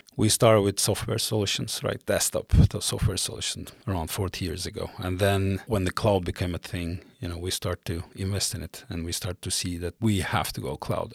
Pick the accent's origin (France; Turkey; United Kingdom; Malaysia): Turkey; Mediterranean coast; moved away as an adult; also born or lived in Istanbul, Turkey; now in Stockholm, Sweden; I'm originally from South Coast, the Mediterranean coast of Turkey, uh, born and raised there.